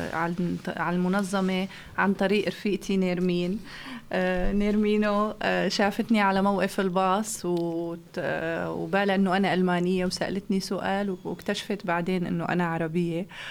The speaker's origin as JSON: {"language": "Arabic", "town": "Aleppo", "region": "Aleppo Governorate", "country": "Syria", "also_born_or_lived": "Germany", "moved": "as an adult", "lives_now": "Flensburg, Germany", "said": "من سوريا من حلب"}